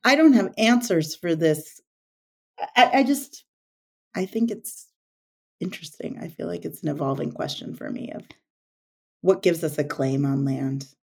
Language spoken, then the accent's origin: English; the Northwest, Pacific Northwest, United States; I grew up in the Northwest